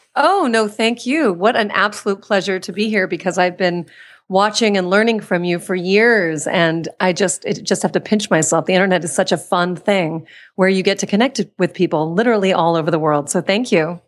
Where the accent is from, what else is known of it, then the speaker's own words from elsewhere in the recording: Washington, District of Columbia, United States; moved away as an adult; also born or lived in Pittsburgh, Pennsylvania; now in California, United States; I was born in Pittsburgh, Pennsylvania, then spent most of my childhood in Washington, D C.